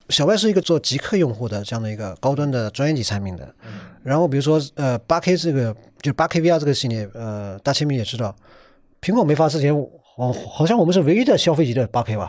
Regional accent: China; 我们中国人这种 copy 能力是很强的

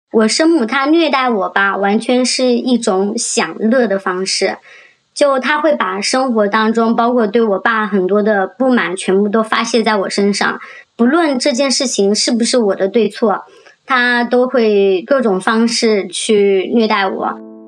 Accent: Jiangxi, China; now in Shenzhen, China; 我今年二十九岁了，我来自江西，然后现在生活在深圳

